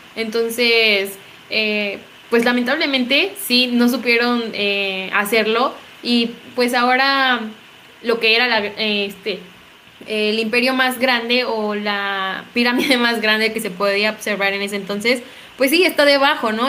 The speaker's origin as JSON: {"language": "Spanish", "country": "Mexico"}